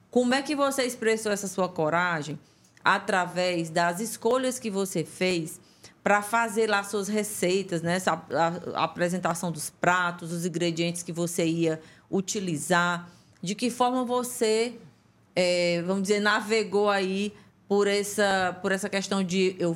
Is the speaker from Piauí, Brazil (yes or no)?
yes; Teresina, Piauí, Brazil; born there; Em Teresina. Teresina mesmo.